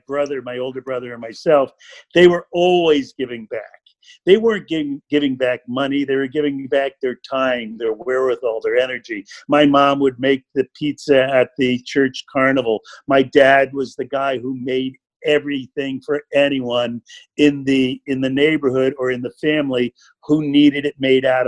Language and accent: English; Stamford, Connecticut, United States; I grew up in Stanford over on the water side of town.